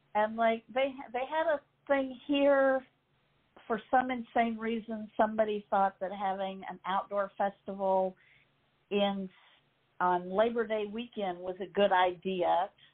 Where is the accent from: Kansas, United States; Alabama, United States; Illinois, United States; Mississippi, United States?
Mississippi, United States; growing up in Mississippi, very few bands came to Mississippi